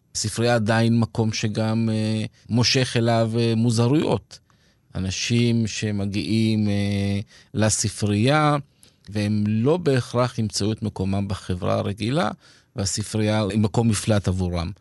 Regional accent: Petah Tikva, Central District, Israel; moved away as an adult; also born or lived in Kibbutz Shomria; now in Arad, Israel; גדלתי בפתח תקווה

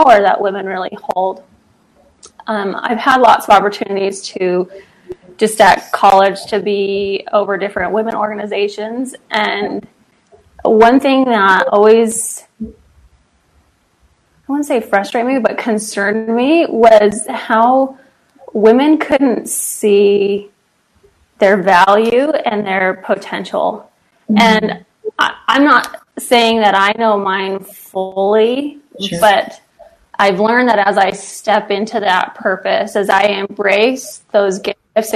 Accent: Pittsburgh, Pennsylvania, United States; moved away as an adult; also born or lived in Idaho; Born and raised in Pittsburgh, Pennsylvania, so I'm like a little East Coaster

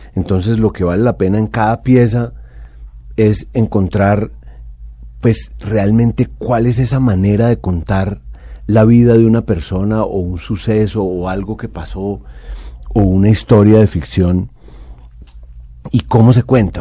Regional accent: Colombia; somos los colombianos

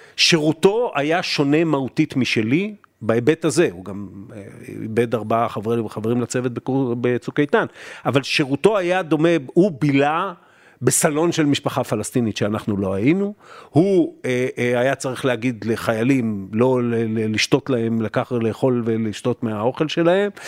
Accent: Israel; אתה ואני גדלנו במדינה שהיה לאיום קיומי אמיתי

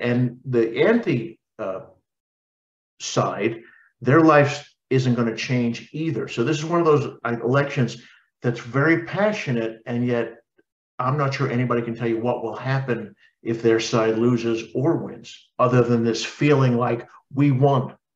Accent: New York, United States; I grew up in New York.

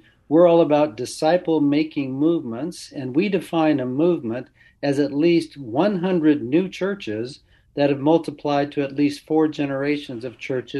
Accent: California, United States; moved away as an adult; now in Nashville, United States; Born and raised in California.

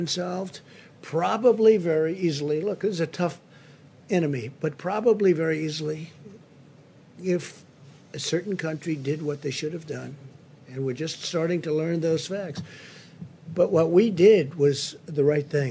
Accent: New York City, New York, United States; a certain hospital right near where I grew up in Queens

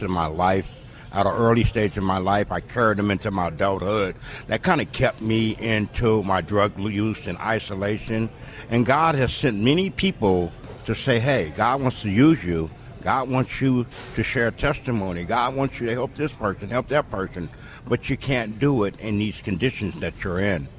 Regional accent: San Diego, California, United States; I was born and raised in San Diego, California

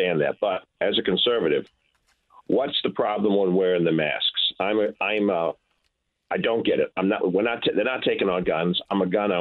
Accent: New York, United States; accent: New York; moved away as an adult; now in Greenville, United States; don't let my New York accent fool you. Happiness is New York in my rearview mirror, and I've been down here 32 years

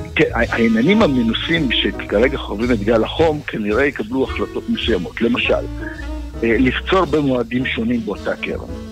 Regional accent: Israel; אנחנו כישראלים

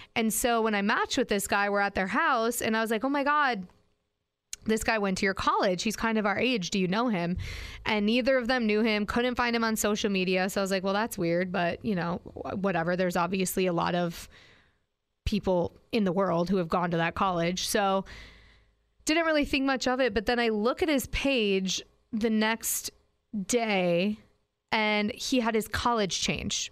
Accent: Green Bay, Wisconsin, United States; Sure do, and I love it. Grew up there

